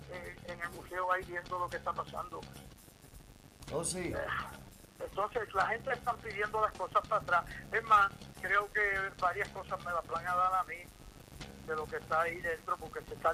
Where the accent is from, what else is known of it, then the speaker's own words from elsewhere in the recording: New York, United States; moved away as an adult; now in San Germán, Puerto Rico; yo soy nacido y criado en Nueva York. Okay. Yo soy de Nueva York, pero me encanta Puerto Rico. yo vengo de una tradición que mis papás son del campo